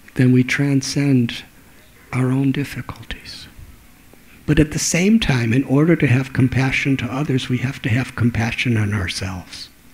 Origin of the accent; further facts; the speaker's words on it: 30 miles north of Chicago, Illinois, United States; when I was a little boy, I used to live in Chicago. in fact, 30 miles north of Chicago